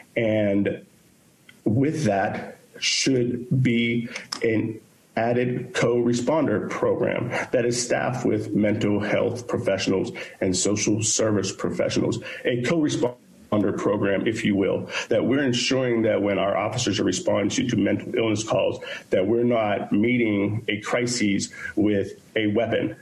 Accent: Pittsburgh, Pennsylvania, United States; born and raised in Pittsburgh, Pennsylvania

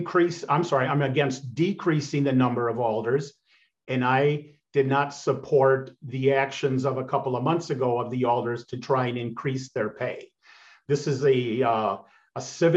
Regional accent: Madison, Wisconsin, United States; I'm a lifelong Eastsider. I was born in Eastmoreland, and I currently live in the 16th District, and I have been here for 40 years in this district

